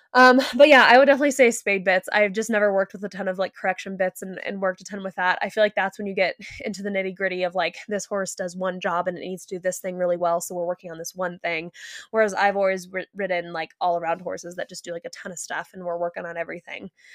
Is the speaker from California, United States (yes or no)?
yes; California, United States; you and I grew up in California